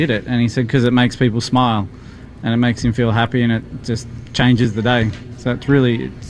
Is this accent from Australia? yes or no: yes; Australia; moved away as an adult; now in Boston, United States; not being Boston natives, or even we're from Australia, obviously